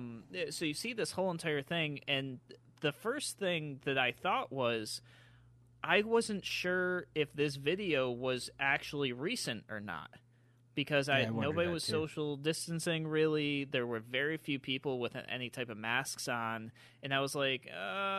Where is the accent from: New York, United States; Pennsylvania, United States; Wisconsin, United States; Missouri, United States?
New York, United States; Rochester; the town that we are talking about is my hometown, city of Rochester